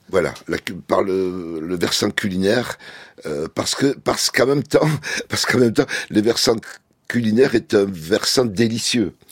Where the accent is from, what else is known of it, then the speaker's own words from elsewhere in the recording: France; je suis français